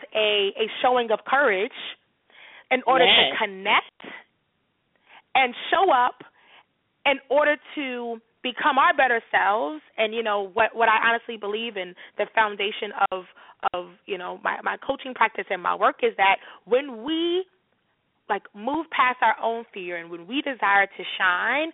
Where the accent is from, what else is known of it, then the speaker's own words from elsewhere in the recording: New York City, New York, United States; growing up in New York City